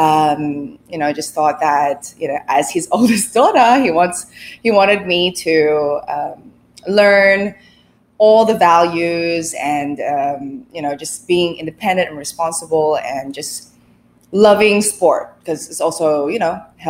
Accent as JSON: {"language": "English", "town": "Sydney", "region": "New South Wales", "country": "Australia", "tie": "born or raised there", "moved": "as an adult", "lives_now": "Philippines", "said": "I was born in the Philippines. We migrated to Sydney, Australia when I was 6 years old"}